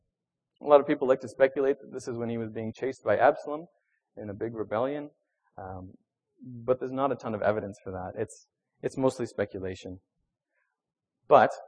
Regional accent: Venezuela; moved away; I grew up in Venezuela.

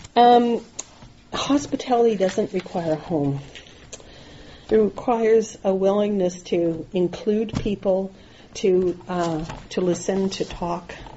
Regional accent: Nova Scotia, Canada; I grew up in Nova Scotia

